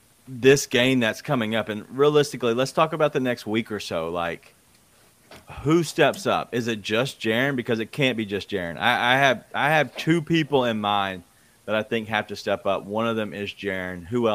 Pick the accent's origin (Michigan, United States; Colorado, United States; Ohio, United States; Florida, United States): Michigan, United States; Fraser; I grew up in Fraser, man.